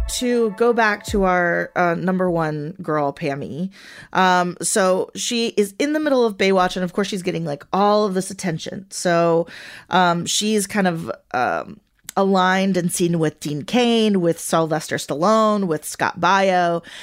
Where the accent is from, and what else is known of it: Venezuela; first language Spanish; English is a second language; moved away